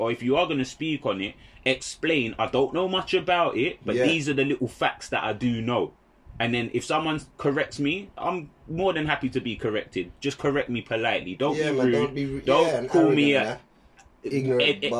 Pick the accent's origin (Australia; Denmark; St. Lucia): St. Lucia; I'm St. Lucian